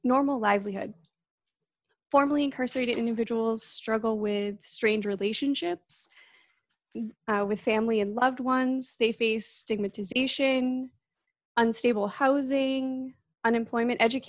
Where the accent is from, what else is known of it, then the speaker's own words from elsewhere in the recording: Plymouth, Massachusetts, United States; now in Bakersfield, United States; I actually grew up on the other side of the country in Plymouth, Massachusetts